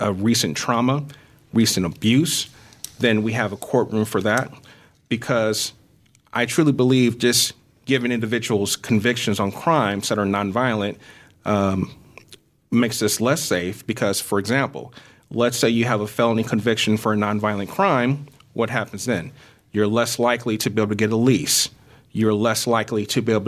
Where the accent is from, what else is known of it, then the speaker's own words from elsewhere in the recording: Peoria, Illinois, United States; I was born and raised in Peoria